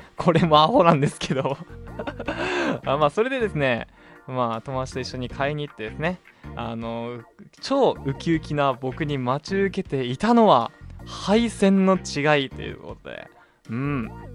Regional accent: Hokkaido, Japan; 北海道生まれ北海道育ちのどさんこ

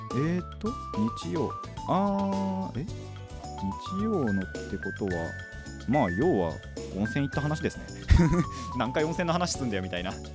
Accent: Hadano, Kanagawa, Japan; 僕の地元が秦野

